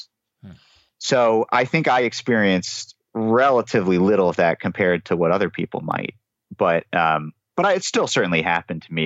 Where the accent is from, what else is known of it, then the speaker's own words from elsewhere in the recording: United States; now in New York, United States; a white guy growing up in America